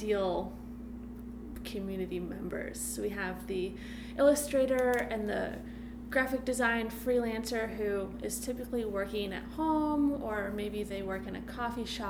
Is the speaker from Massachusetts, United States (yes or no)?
yes; Massachusetts, United States; moved away as an adult; now in Baltimore, United States; I'm from Massachusetts. I moved down here to go to MICA